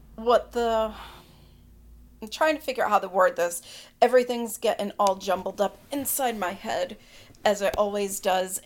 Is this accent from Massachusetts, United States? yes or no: yes; Boston, Massachusetts, United States; I'm from the Northeast, the Boston area